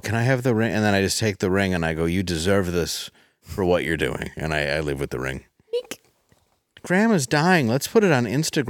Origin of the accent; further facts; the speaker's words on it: Midwest, United States; accent: Midwestern; It's my Midwestern accent